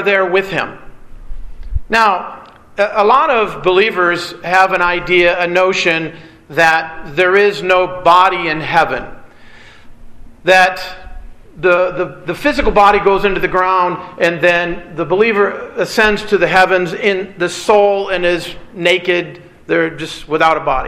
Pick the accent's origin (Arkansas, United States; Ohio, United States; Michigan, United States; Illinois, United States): Michigan, United States; moved away; also born or lived in California; I grew up in Michigan, dealing with tornadoes